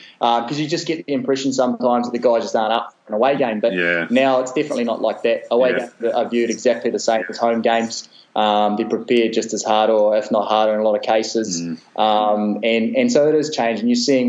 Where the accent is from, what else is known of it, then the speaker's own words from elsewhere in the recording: New Zealand; And then after that, especially being a Kiwi, I just loved Christian Cullen.